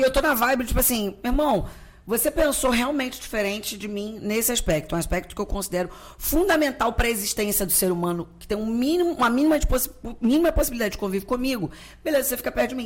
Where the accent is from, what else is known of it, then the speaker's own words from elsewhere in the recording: Rio de Janeiro, Brazil; pro Rio, que é onde eu nasci